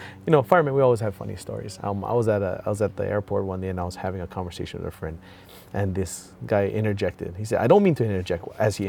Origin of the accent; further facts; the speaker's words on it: New York, United States; I'm from New York. You don't see a surfboard on the engines.